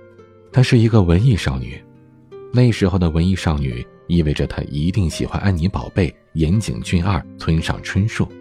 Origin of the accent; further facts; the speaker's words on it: Beijing, China; accent: Beijing; 因为我小时候在北京长大，所以一开口就是一副高人一等的京腔，让朴实的西北人民听我的口气就恨不得找块砖拍我。